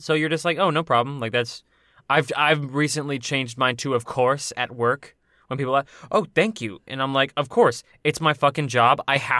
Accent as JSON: {"language": "English", "country": "United States", "said": "Because I'm an American boy. I'm an American dusty boy."}